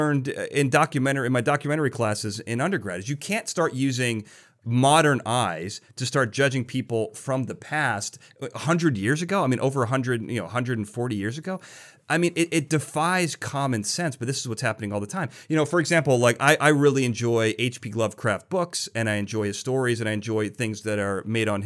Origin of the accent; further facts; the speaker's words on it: Chicago, Illinois, United States; I'm from Chicago